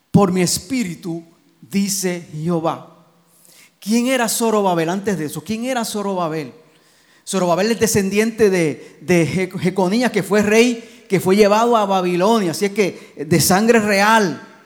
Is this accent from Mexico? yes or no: no; Gurabo, Puerto Rico; de Gurabo, de mi pueblo